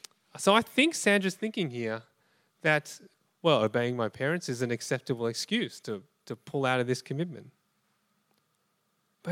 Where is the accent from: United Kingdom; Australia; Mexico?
Australia; I was born in Australia, my parents are from Malaysia